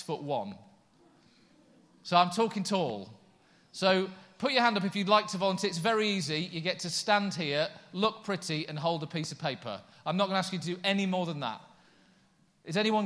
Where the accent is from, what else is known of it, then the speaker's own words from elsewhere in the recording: Yorkshire and the Humber, United Kingdom; now in Coventry, United Kingdom; I put aside my Yorkshireness